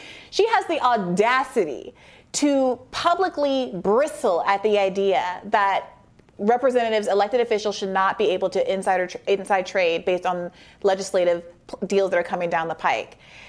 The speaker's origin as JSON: {"language": "English", "country": "Saudi Arabia", "tie": "born or raised there", "said": "Although I grew up in Saudi Arabia, and I do remember the National Geographics being blocked out in the grocery store."}